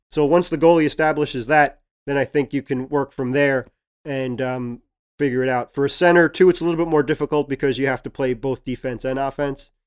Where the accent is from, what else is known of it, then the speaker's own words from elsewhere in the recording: New York City, New York, United States; accent: Brooklyn; It's my Brooklyn accent.